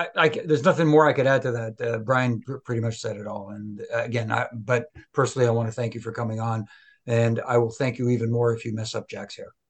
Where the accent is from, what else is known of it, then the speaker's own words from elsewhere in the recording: Montreal, Quebec, Canada; in my hometown